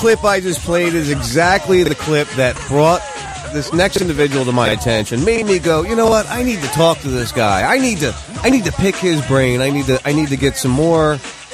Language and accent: English; New Jersey, United States; moved away as an adult; now in Florida, United States; I grew up in South Jersey, right outside Philadelphia